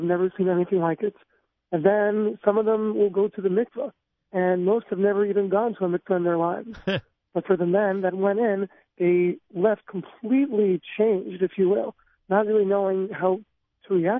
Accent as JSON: {"language": "English", "town": "Monsey", "region": "New York", "country": "United States", "said": "From Muncie, New York"}